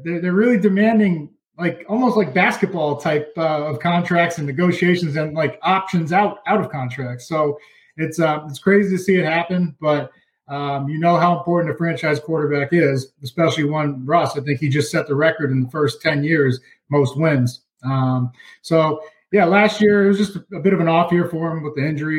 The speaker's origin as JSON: {"language": "English", "town": "Plainville", "region": "Massachusetts", "country": "United States", "said": "I'm from Plainville"}